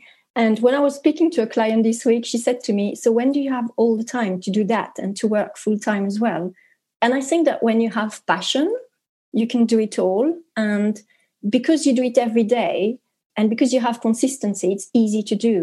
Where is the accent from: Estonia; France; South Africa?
France; English is a second language; moved away as an adult; now in United Kingdom; I'm French, but I am here in the UK